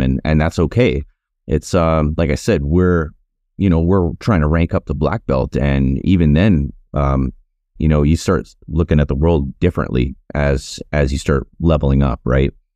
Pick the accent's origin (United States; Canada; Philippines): Canada; also born or lived in Winnipeg / Cochrane, Alberta; me growing up in Canada